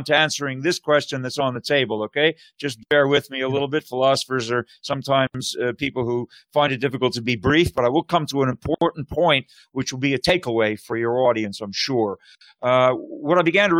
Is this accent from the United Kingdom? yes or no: no; Canada; moved away as an adult; now in United States; I'm originally from Canada. And most I've been in the States for 25 years now, and I'm naturalized